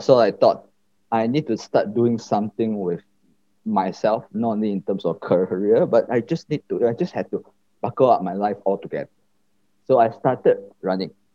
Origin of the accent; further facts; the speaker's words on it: Batu Pahat, Johor, Malaysia; moved away as an adult; now in Kuala Lumpur, Malaysia; I was basically born in Johor, a small town in Johor named Batu Pahat. And I was raised mm-hmm. there um, up to when I turned 18 years old.